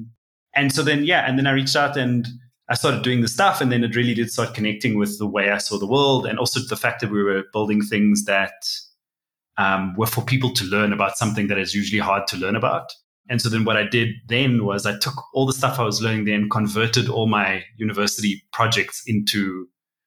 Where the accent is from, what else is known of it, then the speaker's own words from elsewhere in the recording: Cape Town, Western Cape, South Africa; moved away as an adult; now in Johannesburg, South Africa; I'm originally from Cape Town, South Africa, and now I live in Joburg, and I've been here about 6 years.